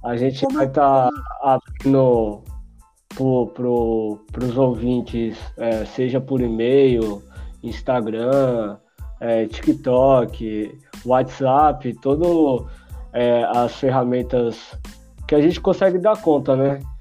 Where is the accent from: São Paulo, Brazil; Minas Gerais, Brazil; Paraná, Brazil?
São Paulo, Brazil; Guarulhos; nascido e criado em Guarulhos